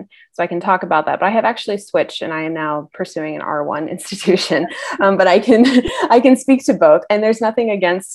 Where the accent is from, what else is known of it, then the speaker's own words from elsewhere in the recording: a town about 30 minutes outside Atlanta, Georgia, United States; I am originally from Atlanta, Georgia, more so a town that's about 30 minutes outside of Atlanta